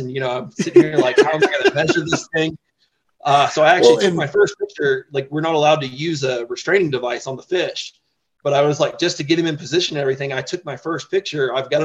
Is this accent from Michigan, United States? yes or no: no; Florida, United States; moved away as an adult; now in Colorado Springs, United States; growing up in Florida, I was constantly in boats